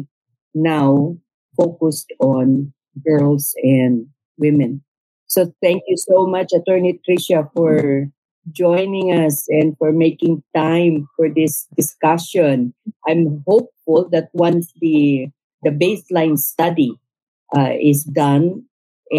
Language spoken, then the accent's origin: English; Sulu, Bangsamoro, Philippines; I come from Sulu, a very conflict-affected area